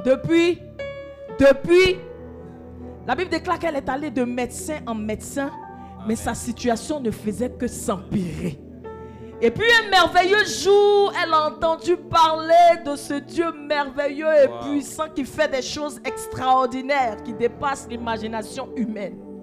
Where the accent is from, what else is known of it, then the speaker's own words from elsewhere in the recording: Côte d’Ivoire; chez nous en Côte d'Ivoire